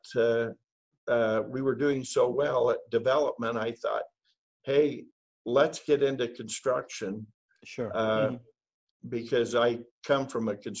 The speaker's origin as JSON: {"language": "English", "region": "Idaho", "country": "United States", "moved": "as an adult", "lives_now": "Utah, United States", "said": "I'm from originally from Idaho"}